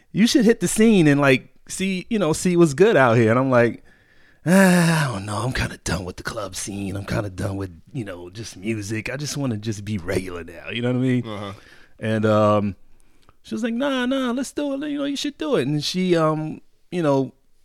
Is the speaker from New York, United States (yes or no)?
no; Connecticut, United States; But yeah, I grew up in Connecticut, small state.